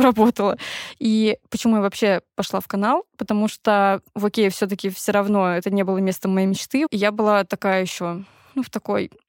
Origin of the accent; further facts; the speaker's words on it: Tver Oblast, Russia; я выросла в Тверской области